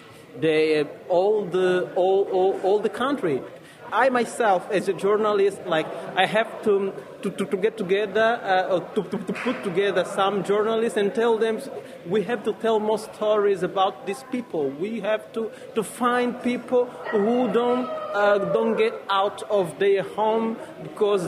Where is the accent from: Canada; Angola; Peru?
Angola; I am a journalist from Angola, a country in southern Africa